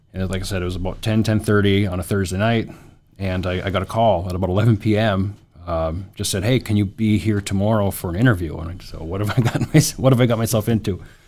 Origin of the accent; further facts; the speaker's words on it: Williston, North Dakota, United States; also born or lived in Grand Forks, North Dakota; born and raised in Williston